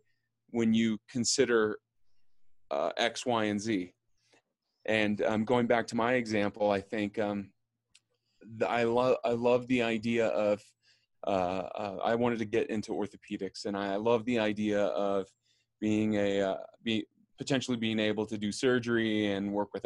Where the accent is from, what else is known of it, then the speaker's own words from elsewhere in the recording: Austin, Texas, United States; moved away as an adult; also born or lived in Bay Area; now in New York, United States; I grew up in Austin, Texas, leaving Austin, going to school in the Bay Area, and then back to Austin after school, and then I moved to New York.